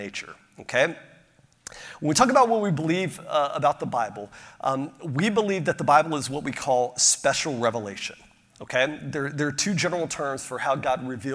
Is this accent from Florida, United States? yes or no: yes; Pensacola, Florida, United States; I grew up outside of Pensacola, Florida